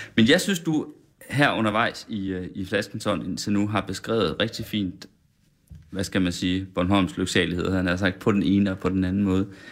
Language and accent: Danish; West Jutland, Central Denmark Region, Denmark; Jeg kommer fra Vestjylland